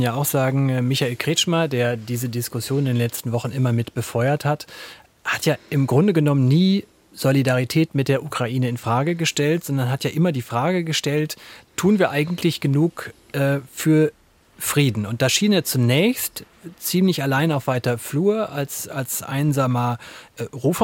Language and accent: German; Germany; als Wessi hier im Raum